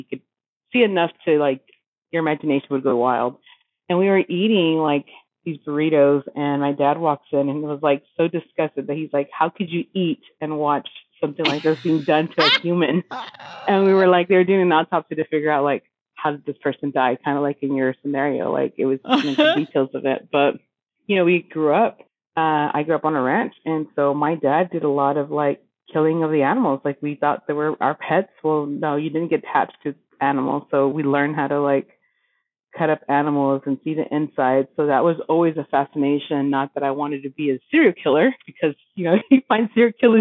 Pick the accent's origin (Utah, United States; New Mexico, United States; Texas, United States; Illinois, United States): New Mexico, United States; Roswell; I grew up around Roswell, New Mexico.